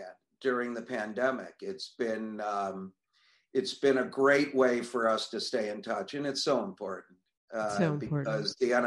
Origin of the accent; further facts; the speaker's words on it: Buffalo, New York, United States; moved away as an adult; also born or lived in Niagara Falls, New York / Dallas, Texas; I'm from here. Was actually brought up here actually for the first 13 years of my life